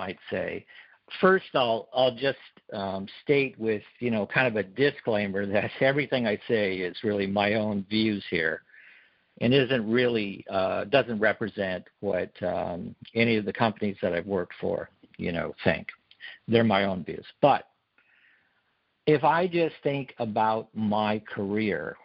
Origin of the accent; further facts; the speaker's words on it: Montana, United States; moved away as an adult; also born or lived in California; Originally, I was from Montana, but came down to California, went to college